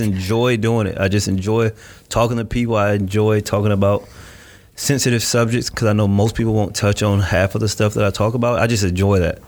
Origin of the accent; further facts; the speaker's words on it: Winter Haven, Florida, United States; moved away as an adult; also born or lived in Miami, Florida; now in Gainesville, United States; I was born and raised in Winter Haven, Florida